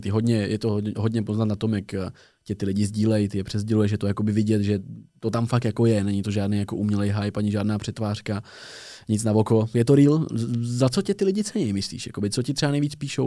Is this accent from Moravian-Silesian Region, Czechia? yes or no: no; Tábor, South Bohemian Region, Czechia; moved away as an adult; now in Prague, Czechia; Já jsem z tábora z jihu Čech